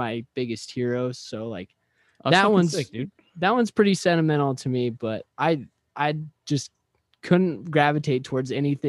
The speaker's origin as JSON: {"language": "English", "region": "Midwest", "country": "United States", "tie": "born or raised there", "said": "us growing up in the Midwest, like, country music is the, like, prime, like, fucking genre of music over here."}